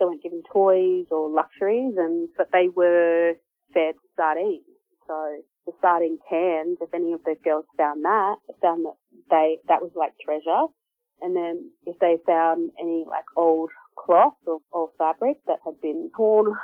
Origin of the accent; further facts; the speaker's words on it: Australia; now in Victoria, Australia; I am from Gamilaroi Kuma Murawari Nations. Yeah, and I've been down here in Victoria or on Kulin country working in the arts the last 10 years.